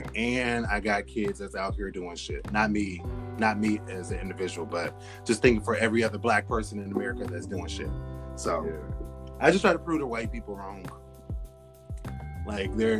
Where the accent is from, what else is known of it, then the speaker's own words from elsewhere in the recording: Portland, Oregon, United States; moved away; I'm from Portland, Oregon